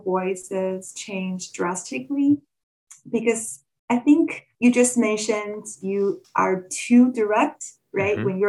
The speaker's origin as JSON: {"language": "English", "country": "China", "also_born_or_lived": "Winnipeg, Canada", "first_language": "Chinese", "second_language": "English", "moved": "as an adult", "lives_now": "Canada", "said": "As you quickly mentioned, I'm originally from China. I moved to Canada in 2012 as a master's student. So I moved to the city of Winnipeg, and I had my education at the University of Manitoba."}